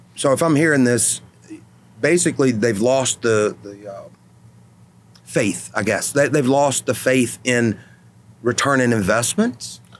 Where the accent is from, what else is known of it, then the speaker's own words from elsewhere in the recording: North Louisiana, United States; I'm from North Louisiana